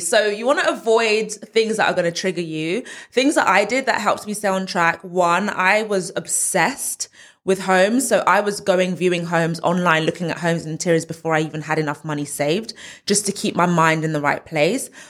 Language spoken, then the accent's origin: English; London, United Kingdom; moved away as an adult; now in Essex, United Kingdom; I'm from Northwest London, born and raised zone two